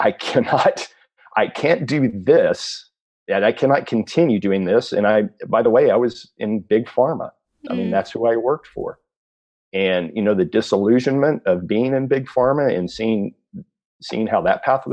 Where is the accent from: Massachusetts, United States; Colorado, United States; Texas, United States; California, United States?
Texas, United States; South; I grew up in South Texas